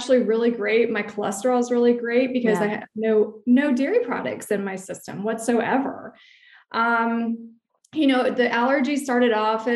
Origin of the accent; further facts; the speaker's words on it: Alexandria, Virginia, United States; moved away as an adult; now in White Plains, United States; I'm originally from Alexandria, Virginia, lived there for about 30 years, but we now currently reside in White Plains, New York